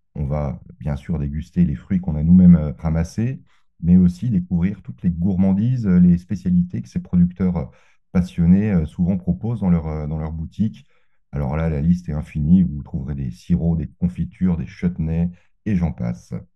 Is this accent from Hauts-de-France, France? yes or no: no; Dijon, Bourgogne-Franche-Comté, France; je suis de Dijon